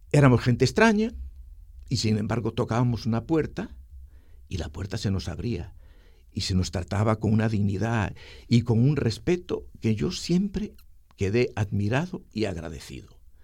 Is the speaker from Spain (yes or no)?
yes; Spain; moved away as an adult; also born or lived in Dominican Republic; now in Santiago, Dominican Republic; nos fuimos de España para toda América